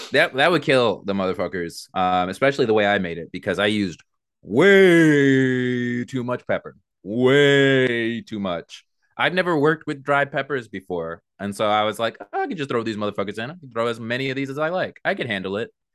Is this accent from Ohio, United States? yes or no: no; Mineola, New York, United States; I was born in Mineola.